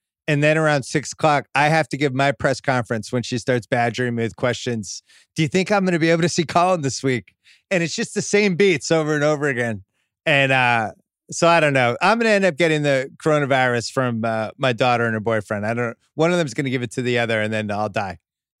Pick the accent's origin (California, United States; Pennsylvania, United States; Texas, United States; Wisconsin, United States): Pennsylvania, United States; Philadelphia; We're both from Philly.